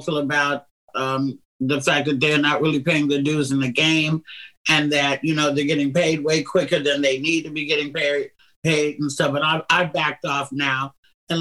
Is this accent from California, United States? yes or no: yes; Oakland, California, United States; my hometown in Oakland, California